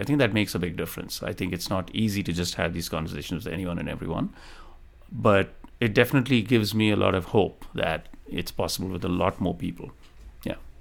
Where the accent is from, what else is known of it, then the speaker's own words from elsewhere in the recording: Delhi, India; moved away as an adult; also born or lived in Tamil Nadu, India / Bombay, India; now in United States; I was born in India, in, uh, the south of India, state of Tamil Nadu, and I moved to Delhi at a pretty young age. I think I was about ten years old, and I went through most of my middle and high school in Delhi.